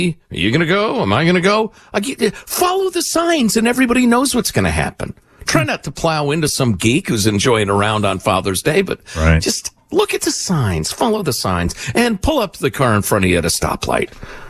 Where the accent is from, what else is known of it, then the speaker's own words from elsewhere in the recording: Italy; born there; when my father was serving the United States of America in the military, I was born in Italy.